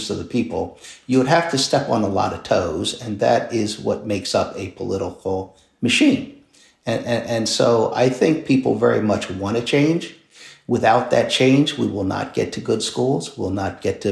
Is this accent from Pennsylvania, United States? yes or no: yes; Philadelphia, Pennsylvania, United States; I'm born and raised in King Sessing, which is not an affluent neighborhood, went to public school.